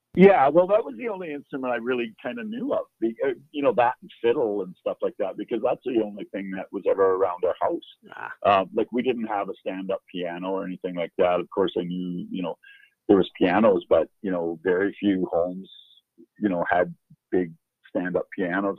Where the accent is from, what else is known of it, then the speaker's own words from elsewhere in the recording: Hines Creek, Alberta, Canada; also born or lived in Fairview, Alberta / Worsley, Alberta; that's where I grew up, and that's where my uh, my roots are